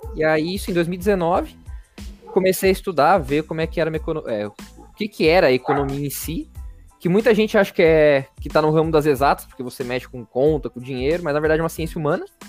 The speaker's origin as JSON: {"language": "Portuguese", "town": "Rio Claro", "region": "São Paulo", "country": "Brazil", "tie": "born or raised there", "also_born_or_lived": "Itajubá, Minas Gerais", "moved": "as an adult", "lives_now": "São Paulo, Brazil", "said": "eu nasci em São Paulo, meus pais saíram daqui quando eu, quando eu tinha acho que quatro anos, que eles, meu pai arranjou um emprego no interior, a gente mudou para lá, é, Rio Claro, interior de São Paulo. E aí eu, eu fiquei lá até os meus 17 anos"}